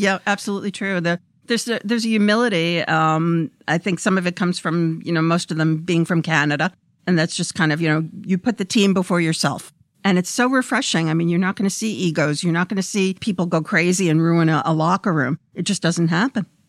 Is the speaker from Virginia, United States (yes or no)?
no; New York City, New York, United States; moved away as an adult; I grew up in Brooklyn